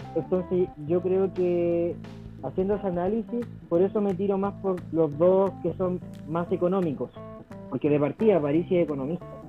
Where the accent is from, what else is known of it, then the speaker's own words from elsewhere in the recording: Chile; vivimos como chilenos